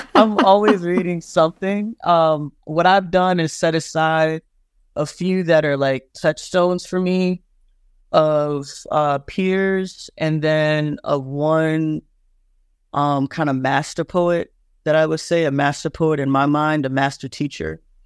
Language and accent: English; Plantersville, South Carolina, United States; also born or lived in Georgetown, South Carolina; I grew up in Plantersville